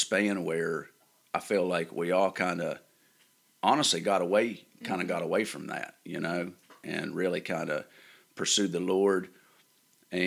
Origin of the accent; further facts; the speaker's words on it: Bancroft, West Virginia, United States; I grew up in Bancroft